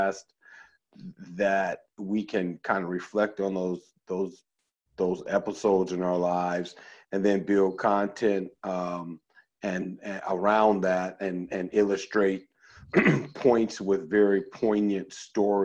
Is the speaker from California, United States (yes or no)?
yes; Oakland, California, United States; also born or lived in Chicago, Illinois; I was born in Chicago and born on the south side of Chicago. And even though I moved to Oakland at a fairly young age, at 7